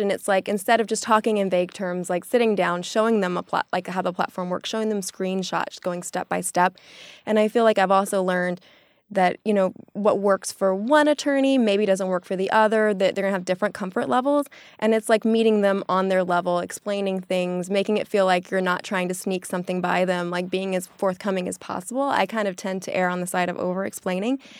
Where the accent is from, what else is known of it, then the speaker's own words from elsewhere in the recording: the South, United States; now in New York, United States; I'm from the South